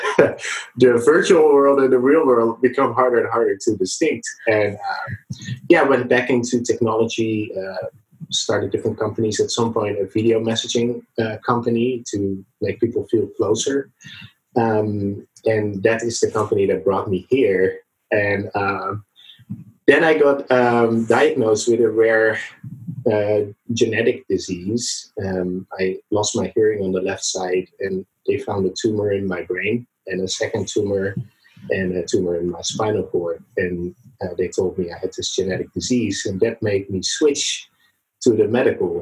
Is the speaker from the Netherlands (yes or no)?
yes; Netherlands; moved away as an adult; also born or lived in San Francisco Bay Area, United States; now in San Francisco, United States; I was born in the Netherlands in Europe, and I came to the Bay Area, San Francisco, about 6 years ago